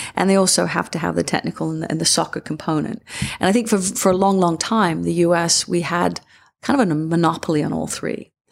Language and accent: English; England, United Kingdom; moved away; yourself growing up in England